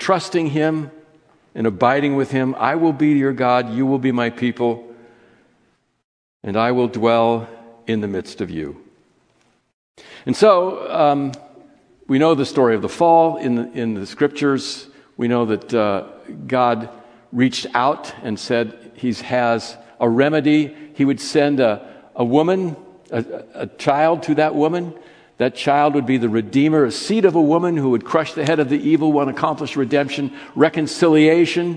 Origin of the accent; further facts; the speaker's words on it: California, United States; As a child, I grew up in Judaism. I grew up in a synagogue in California